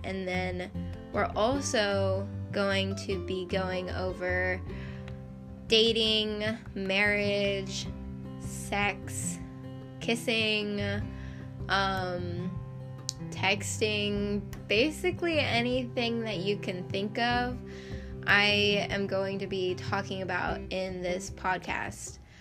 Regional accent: United States; also born or lived in Idaho; I am American

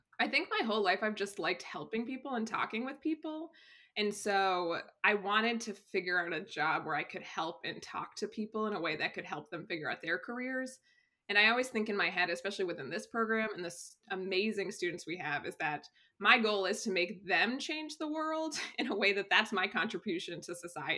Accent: Massachusetts, United States; moved away as an adult; also born or lived in Rhode Island / Raleigh, North Carolina / Virginia / Durham, North Carolina; now in North Carolina, United States; I was born and raised in Massachusetts in a small town, maybe rural

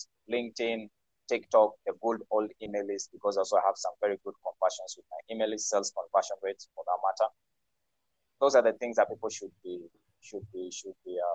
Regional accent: Kenya; moved away; I'm from Kenya myself. Live based here.

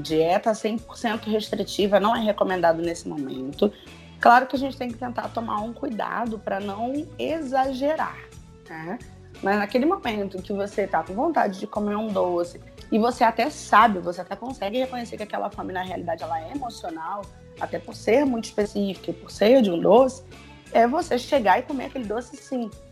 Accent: Rio de Janeiro, Brazil; aqui onde eu moro mais ainda, né? sou carioca

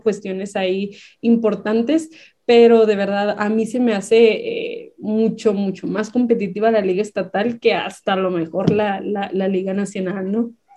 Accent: Baja California, Mexico; moved away as an adult; now in Chihuahua, Mexico; yo no soy de aquí, yo soy originaria de Baja California.

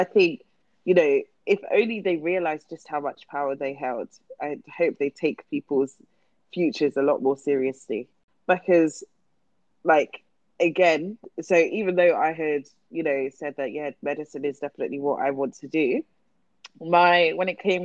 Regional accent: Luton, East of England, United Kingdom; I grew up in Luton.

